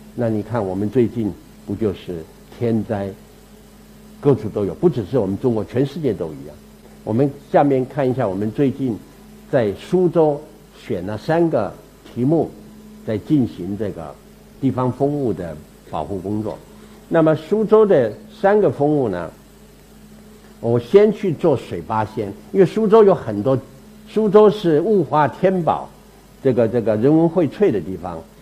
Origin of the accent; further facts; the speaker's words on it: Taiwan; also born or lived in Meizhou, Guangdong (ancestral); 我到台湾是第八代，第八代，我的开台，我来台的第一代这个祖先叫做梅申公